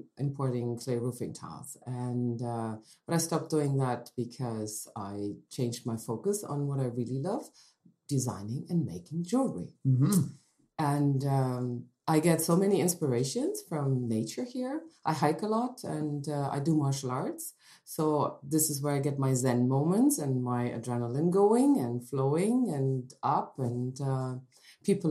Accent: Germany; moved away as an adult; now in Kelowna, Canada; I was born in Germany.

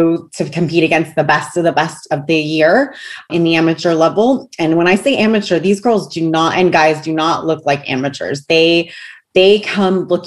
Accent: United States; I'm an American

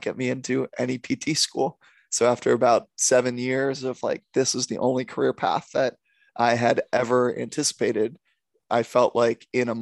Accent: Silver Spring, Maryland, United States; moved away as an adult; also born or lived in Delaware; now in Los Angeles, United States; I am from Silver Spring, Maryland, just outside of DC

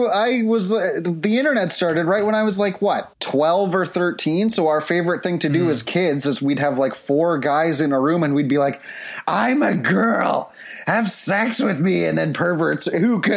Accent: Port Stanley, Ontario, Canada; Port Stanley, Ontario. That's where I'm from. A cool thing about my hometown

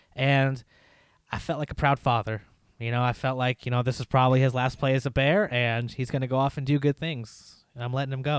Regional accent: Indiana, United States; We grew up in Indiana

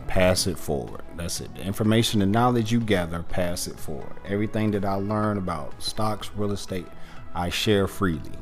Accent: Gastonia, North Carolina, United States; originally from Gastonia

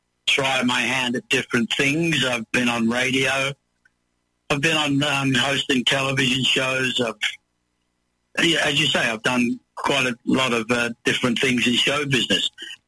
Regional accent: Elizabeth, South Australia, Australia; also born or lived in England; I was growing up in Adelaide, in a satellite town of Adelaide called Elizabeth.

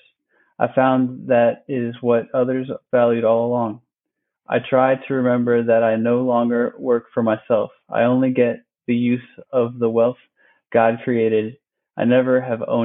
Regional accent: Alexandria, Virginia, United States; also born or lived in Brazil / Iowa; Currently reside in Centerville, Virginia. Yeah, I grew up in Alexandria, Virginia, and actually was born in Brazil, and lived in Iowa for a bit.

